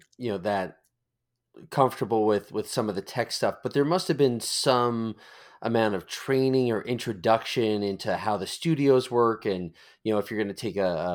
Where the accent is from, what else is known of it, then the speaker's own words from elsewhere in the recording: New York, United States; accent: New York; now in Florida, United States; I was trying to be more universal in my accent, which actually you can hear right now is very New York, even though I've lived in Florida for 35 years.